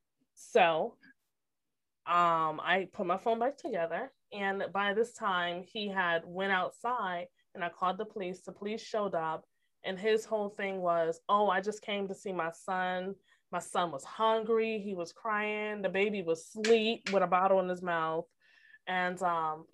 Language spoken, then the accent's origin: English; Connecticut, United States; moved away; I'm from Connecticut originally